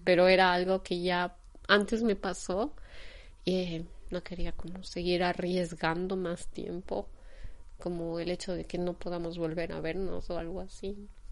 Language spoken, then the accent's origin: Spanish; Quito, Pichincha, Ecuador; moved away as an adult; now in Germany; de Quito, Ecuador, que es de donde vengo